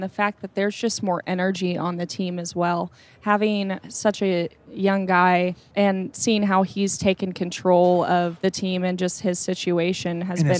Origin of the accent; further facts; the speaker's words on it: Wichita, Kansas, United States; now in Kansas City, United States; growing up in Wichita